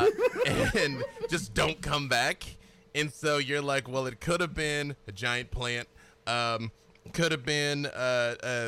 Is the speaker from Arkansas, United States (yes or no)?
yes; Little Rock, Arkansas, United States; I'm from Little Rock, Arkansas